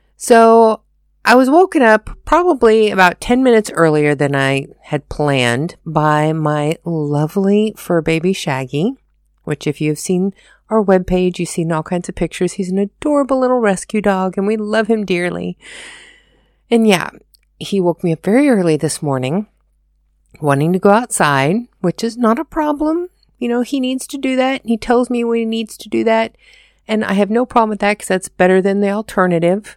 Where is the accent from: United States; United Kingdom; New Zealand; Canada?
United States; moved away as an adult; now in Germany; being an American living in Germany